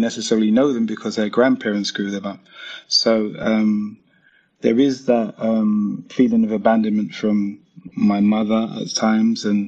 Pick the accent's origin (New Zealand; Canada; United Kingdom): United Kingdom; London; I come from London where it's very diverse